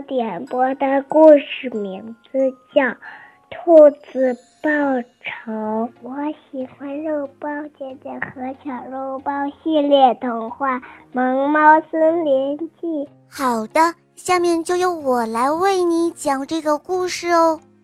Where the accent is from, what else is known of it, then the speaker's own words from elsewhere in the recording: Beijing, China; 今年我五岁了，我来自北京